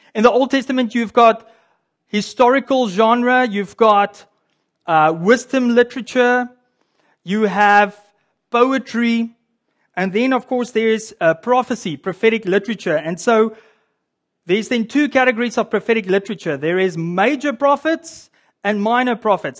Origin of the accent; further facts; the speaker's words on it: South Africa; now in Canada; as a South African that lives in Canada